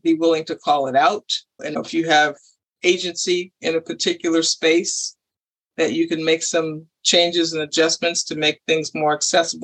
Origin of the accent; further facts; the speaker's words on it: New York, United States; I grew up in New York